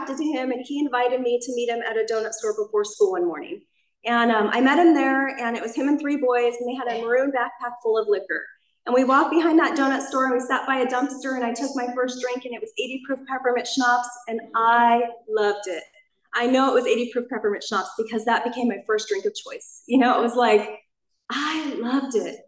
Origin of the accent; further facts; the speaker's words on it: Anaheim, California, United States; I actually grew up here in Orange County. I grew up in Anaheim Hills